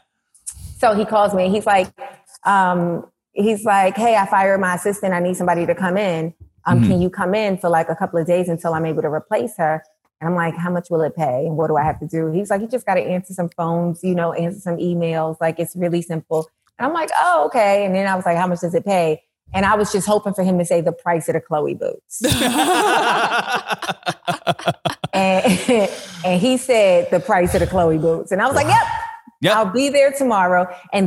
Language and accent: English; New York City, New York, United States; also born or lived in Brooklyn; I grew up in Manhattan, in Harlem specifically